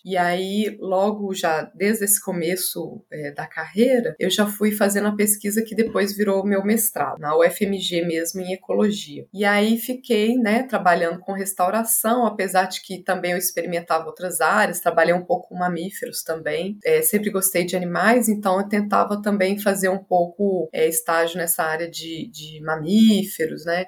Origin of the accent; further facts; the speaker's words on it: Belo Horizonte, Minas Gerais, Brazil; Nasci em Belo Horizonte, Minas Gerais, de pais bem corajosos